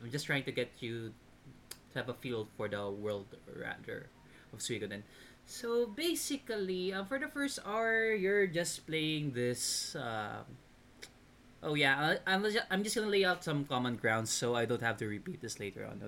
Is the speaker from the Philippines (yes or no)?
yes; Philippines; being a Filipino